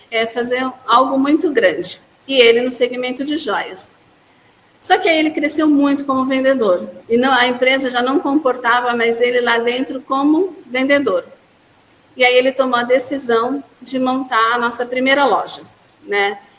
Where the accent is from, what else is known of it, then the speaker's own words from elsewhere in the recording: Santa Cecília do Pavão, Paraná, Brazil; Eu, na realidade, eu vim do outro lado, eu vim do Paraná, de uma cidade chamada Santa Cecília do Pavão.